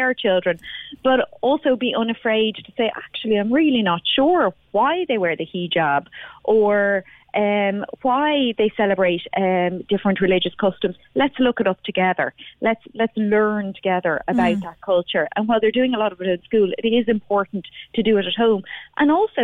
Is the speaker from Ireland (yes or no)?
yes; Dublin, Leinster, Ireland; growing up in South Dublin